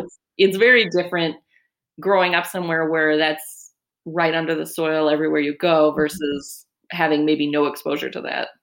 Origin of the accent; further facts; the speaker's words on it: California, United States; I grew up in California.